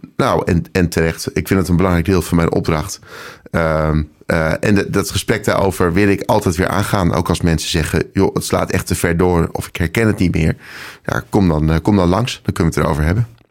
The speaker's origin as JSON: {"language": "Dutch", "town": "Nijkerk", "region": "Gelderland", "country": "Netherlands", "tie": "born or raised there", "also_born_or_lived": "Apeldoorn / Amsterdam", "moved": "yes", "said": "geboren in Nijkerk op de Veluwe. Eh, vijf jaar in Apeldoorn gewoond"}